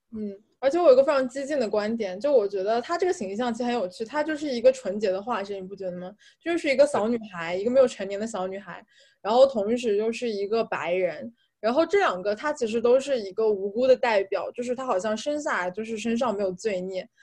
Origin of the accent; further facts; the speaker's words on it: China; moved away as an adult; 我作为一个中国人